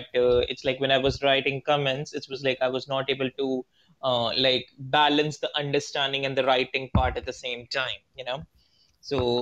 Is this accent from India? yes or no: yes; India; I'm from India